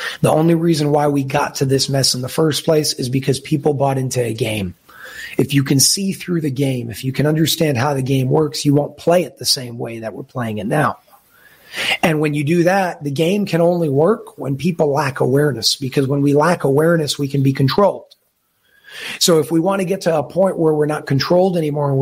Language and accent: English; New York City, New York, United States; I was born in Brooklyn, New York